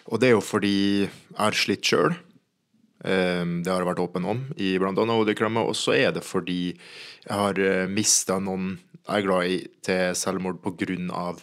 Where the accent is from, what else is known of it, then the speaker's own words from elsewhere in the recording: Kristiansand, Agder, Norway; men så er jeg alltid med fra Kristiansand.